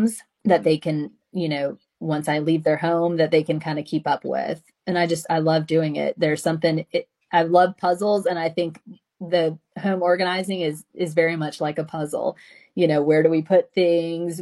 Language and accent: English; the South, United States; growing up in the South